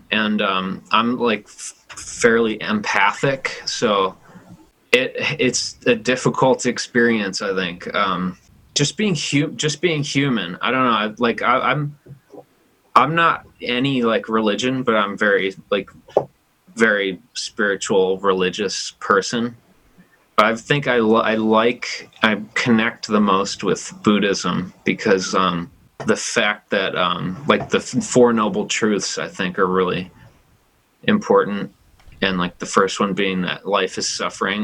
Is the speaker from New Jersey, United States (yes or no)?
yes; New Jersey, United States; moved away as an adult; also born or lived in New York City / Brooklyn; now in Chico, United States; growing up in New Jersey and then like going to school in New York City